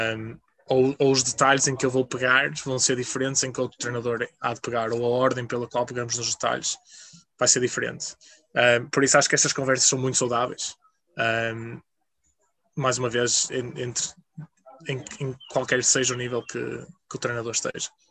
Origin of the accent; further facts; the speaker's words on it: Portugal; moved away as an adult; also born or lived in England; como bom português